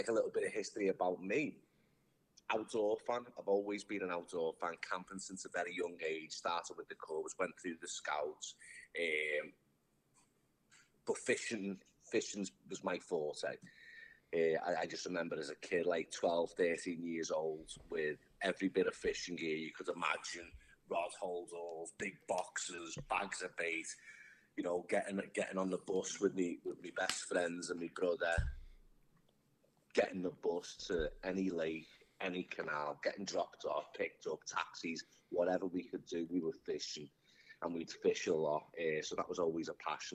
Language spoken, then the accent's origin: English; Liverpool, North West England, United Kingdom; moved away as an adult; now in United States; I'm from Liverpool, England, born and bred.